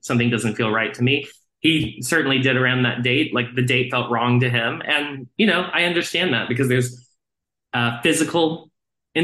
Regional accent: Texas, United States; I grew up in Texas

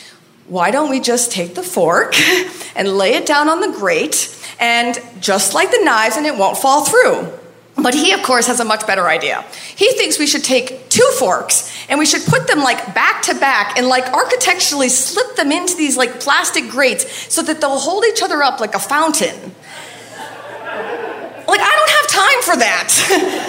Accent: Maine, United States; moved away; I'm from Maine

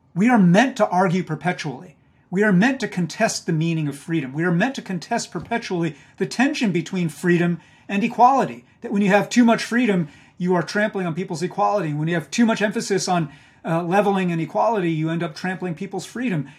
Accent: Hudson Valley, outside Poughkeepsie, New York, United States; I grew up in the Hudson Valley of New York, uh, which you also know well, outside of Poughkeepsie

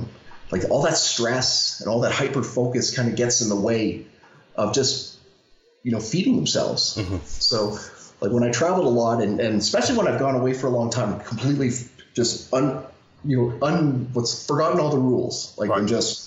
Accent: Canada; I'm Canadian

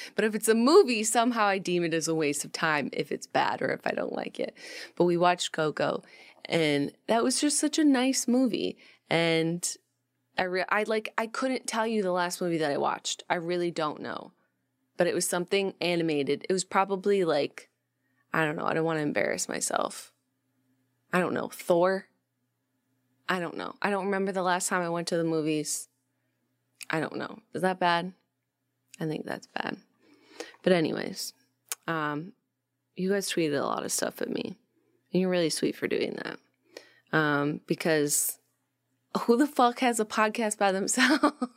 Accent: Rochester, New York, United States; When I was growing up in Rochester, New York, we didn't have like a lot of chain restaurants and stuff

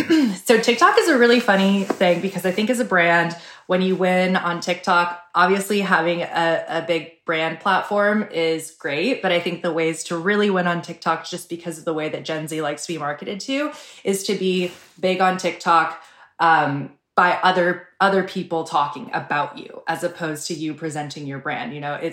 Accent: Seattle, Washington, United States; I'm from Seattle and I grew up without a lot of sun and without a lot of freckles, actually without any freckles.

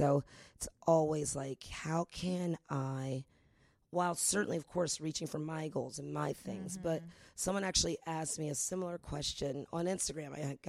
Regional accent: San Francisco, California, United States; moved away as an adult; also born or lived in New York; now in Los Angeles, United States; I'm a hippie. I went to Berkeley undergrad. I'm from the Bay Area.

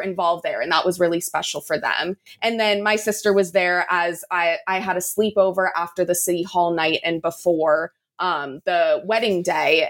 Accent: San Diego, California, United States; my hometown of San Diego

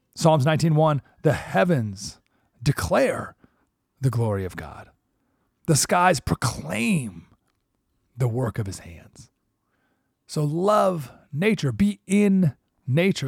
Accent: Skaneateles, New York, United States; moved away; my hometown, Skinny Atlas, New York

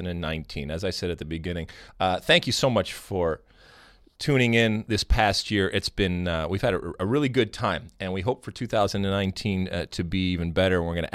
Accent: United States; We, as American soccer folks

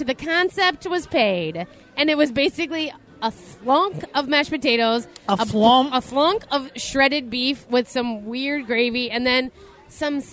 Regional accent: Minneapolis, Minnesota, United States; also born or lived in Appleton, Wisconsin; we were all Twin Cities kids

